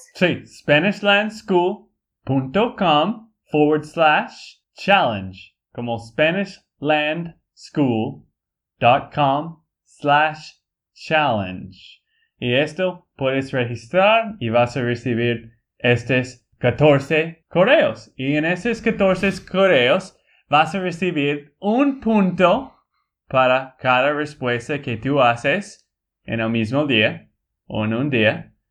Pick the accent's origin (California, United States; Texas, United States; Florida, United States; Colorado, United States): Texas, United States; Spanish is a second language; moved away as an adult; also born or lived in Bolivia; now in Colombia; de Texas, Estados Unidos